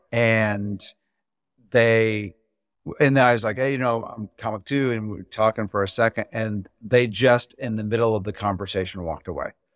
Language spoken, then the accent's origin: English; Indiana, United States; I'm from Indiana